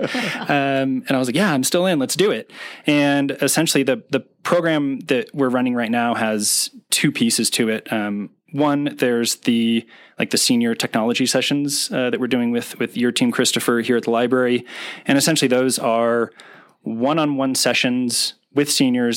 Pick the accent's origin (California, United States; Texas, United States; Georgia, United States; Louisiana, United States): California, United States; East Bay; also born or lived in Oakland, California; I'm from California. Um, grew up in um, in the East Bay